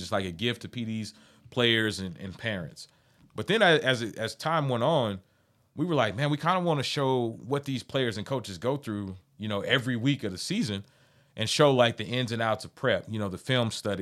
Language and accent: English; Amarillo, Texas, United States; I'm from the Heights